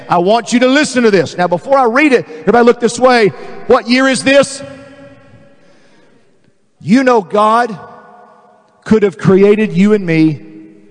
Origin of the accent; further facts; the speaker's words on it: Dallas, Texas, United States; I was raised in Dallas